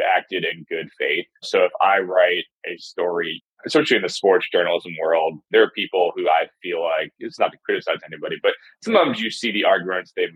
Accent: New Jersey, United States; moved away as an adult; also born or lived in New York / Mississippi; now in Alabama, United States; I'm from New Jersey originally, bounced around a little bit, worked in New York

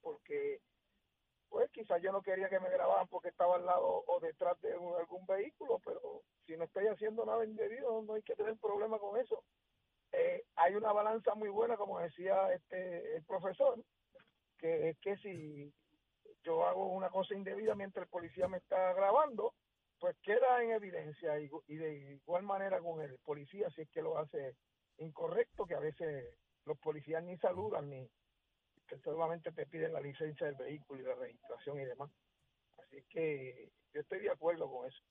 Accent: Puerto Rico; now in Carolina, Puerto Rico; yo resido en, en, Carolina, pero soy de Piñones.

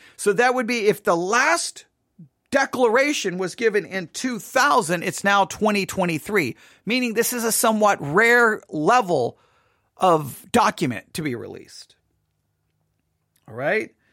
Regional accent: West Texas, United States; I'm from West Texas

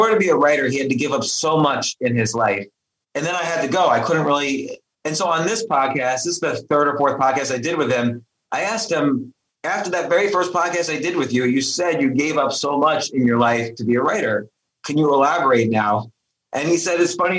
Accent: New York City, New York, United States; moved away as an adult; now in Key Biscayne, United States; I was born in New York and lived in and around New York City all my life

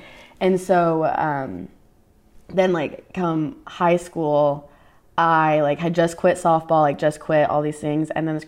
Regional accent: Dallas, Texas, United States; born or raised there; also born or lived in Allen, Texas

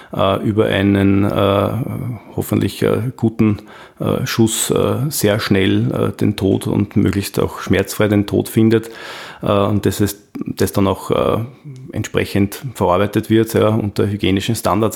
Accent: Austria; bei uns in Österreich

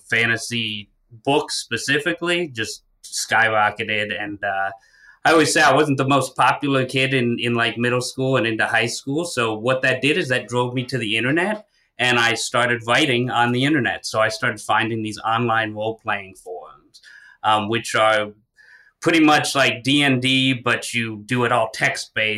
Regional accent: St. Petersburg, Florida, United States; I was born and raised in St. Pete, Florida.

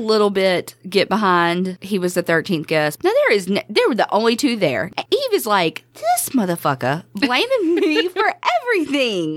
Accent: the South, United States; growing up in the South

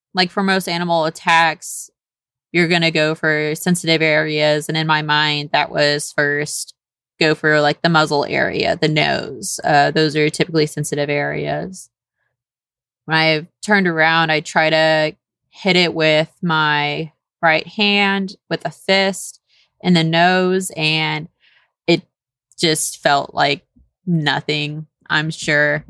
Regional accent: Houston, Texas, United States; also born or lived in Saint Kitts and Nevis; I'm originally born and raised in Texas

